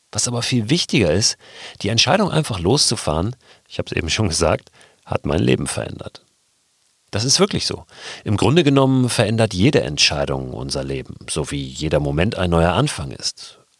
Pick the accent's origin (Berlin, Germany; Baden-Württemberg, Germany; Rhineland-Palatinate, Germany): Berlin, Germany; born there; Zum einen bin ich in Westberlin geboren, weil meine Eltern hier die wilden 70er Jahre verbracht haben.